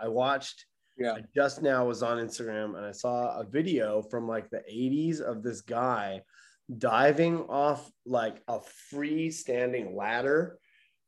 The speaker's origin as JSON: {"language": "English", "country": "Canada", "said": "I'm from Canada"}